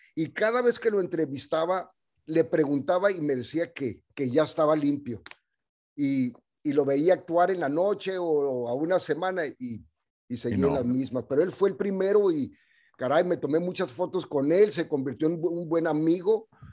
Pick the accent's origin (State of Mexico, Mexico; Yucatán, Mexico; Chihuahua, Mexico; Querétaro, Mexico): Chihuahua, Mexico; Ciudad Juárez; moved away; also born or lived in El Paso, Texas; nací en, ah, en El Paso, Texas, y esa fue una movida que hizo mi mamá porque nosotros vivíamos en Ciudad Juárez